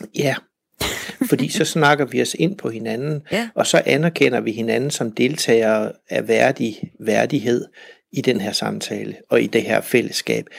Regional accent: West Jutland, Central Denmark Region, Denmark; accent: West Jutlandic; som en vestjysk indfødt

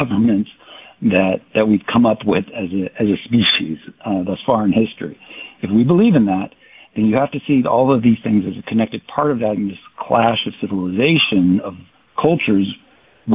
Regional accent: United States; now in Madison, United States; I'm an American

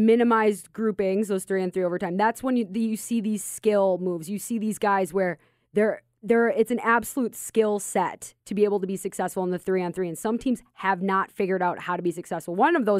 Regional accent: Minnesota, United States; now in Las Vegas, United States; we're from Minnesota.

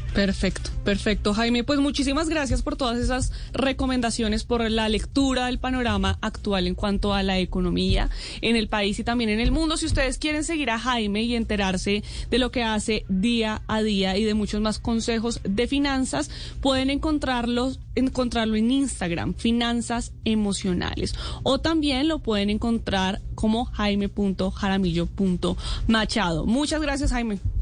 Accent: Colombia; como colombianos

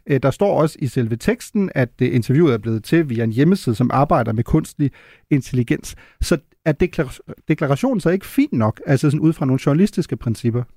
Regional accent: Germany; now in Denmark; da vi gik i skole i Tyskland

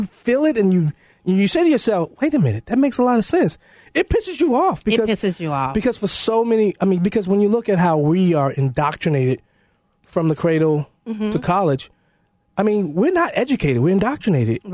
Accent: Chicago, Illinois, United States; I'm from Chicago. Yeah. I'm 21st Ward, 53rd Precinct. That's where I'm from.

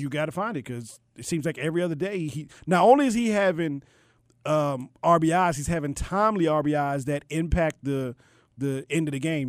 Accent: Baltimore, Maryland, United States; I was born and raised in Baltimore, but the roots go back to to the N

